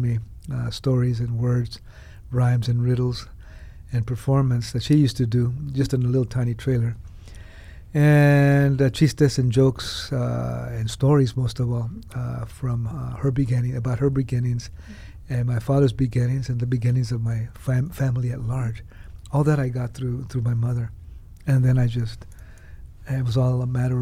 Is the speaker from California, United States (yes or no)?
yes; California, United States; I was born in California.